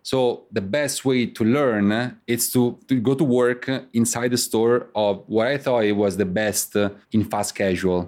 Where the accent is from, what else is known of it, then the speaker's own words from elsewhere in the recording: Rome, Lazio, Italy; moved away as an adult; now in New York City, United States; I'm from Rome, and I came here in the U S in two thousand eight, uh, to go to college.